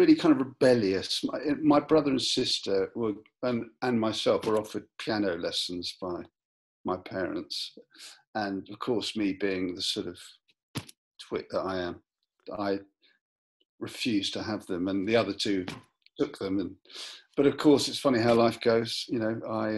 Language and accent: English; London, United Kingdom; I was born in London